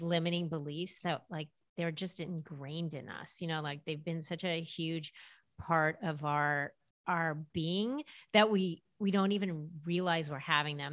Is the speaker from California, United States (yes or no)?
yes; Los Angeles, California, United States; I grew up in Los Angeles, and that probably says a lot about just the culture I was raised